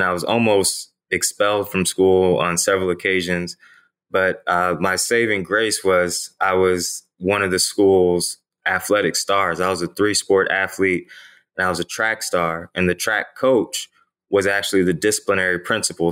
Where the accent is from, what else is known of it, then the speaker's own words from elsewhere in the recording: Ferguson, Missouri, United States; I'm from the Ferguson, Missouri area. And, uh, you know, growing up in that particular area